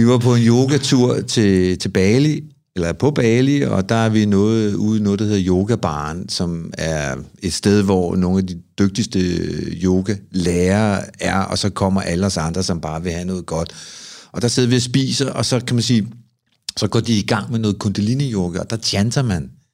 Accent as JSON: {"language": "Danish", "town": "Copenhagen", "region": "Capital Region of Denmark", "country": "Denmark", "said": "Jeg er en fyr fra Amager"}